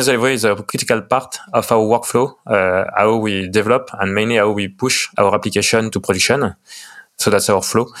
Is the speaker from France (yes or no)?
yes; France; accent: French; English is a second language; I'm from France, as you can tell from my lovely French accent.